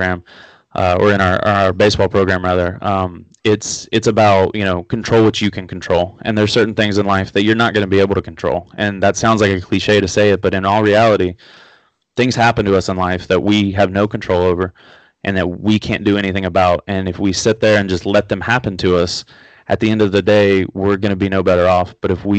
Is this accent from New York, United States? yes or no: no; Huntington, West Virginia, United States; also born or lived in Florida; I grew up here in Huntington, West Virginia